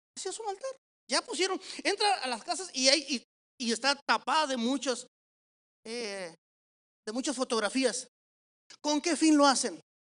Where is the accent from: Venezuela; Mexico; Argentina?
Mexico; somos los mexicanos